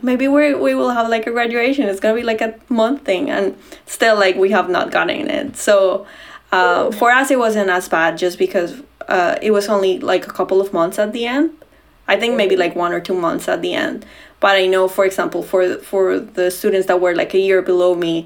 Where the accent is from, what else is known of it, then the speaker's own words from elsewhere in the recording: Bogotá, Bogotá Capital District, Colombia; moved away as an adult; now in Washington, D.C., United States; I grew up in Bogota, which is like Colombia's capital